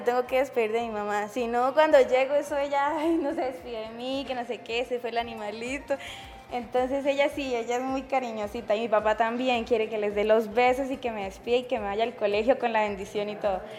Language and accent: Spanish; Pacheli, Norte de Santander, Colombia; soy de Pacheli, no soy nacida, soy criada